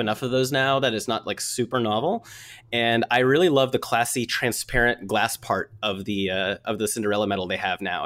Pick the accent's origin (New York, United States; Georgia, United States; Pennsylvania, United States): Georgia, United States; Atlanta; I'm from Atlanta. It's not cold here.